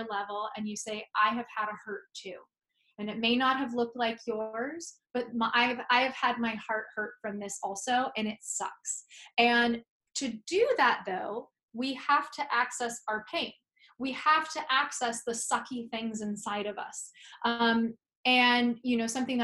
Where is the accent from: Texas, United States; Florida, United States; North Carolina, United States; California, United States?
California, United States; San Francisco; moved away as an adult; now in New York, United States; I'm from San Francisco, California. I moved to New York 10 years ago